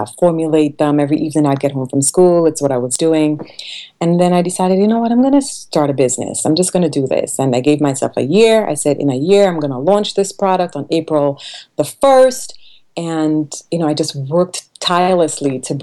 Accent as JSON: {"language": "English", "country": "Trinidad & Tobago", "tie": "born or raised there", "moved": "yes", "said": "I was born on the island of Trinidad, I grew up in a really tiny village"}